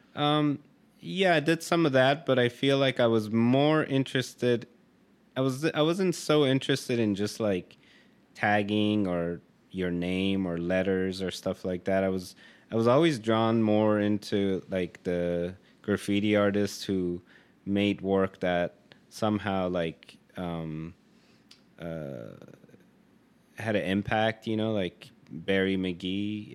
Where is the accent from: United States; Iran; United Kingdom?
Iran; I grew up in Iran